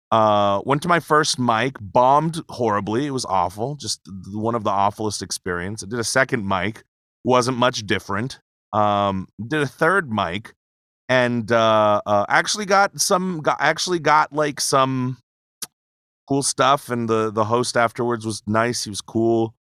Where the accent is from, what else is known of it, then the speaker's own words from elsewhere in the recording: Pearl City, Hawaii, United States; moved away as an adult; now in Las Vegas, United States; born and raised, Pearl City, Hawaii.